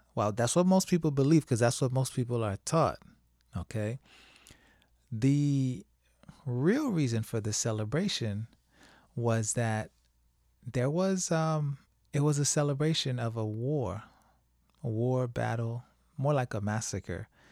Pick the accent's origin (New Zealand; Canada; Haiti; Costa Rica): Haiti; now in United States; I didn't grow up celebrating Thanksgiving when I was in Haiti